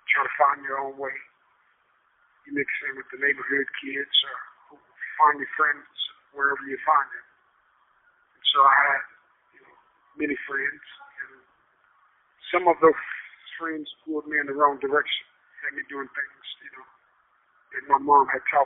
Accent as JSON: {"language": "English", "town": "Tulsa", "region": "Oklahoma", "country": "United States", "tie": "born or raised there", "said": "I was raised in the Tulsa area primarily by a single mother"}